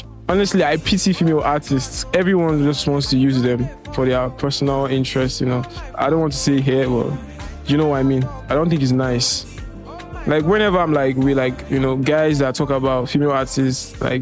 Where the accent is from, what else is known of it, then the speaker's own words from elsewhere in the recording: Ogun State, Nigeria; I'm from Ogun State.